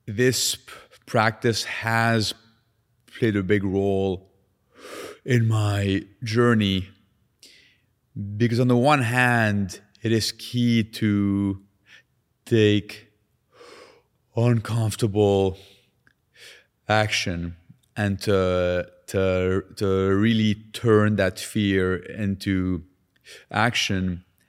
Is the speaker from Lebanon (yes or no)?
yes; Lebanon; now in Canada; Growing up in Lebanon with a stutter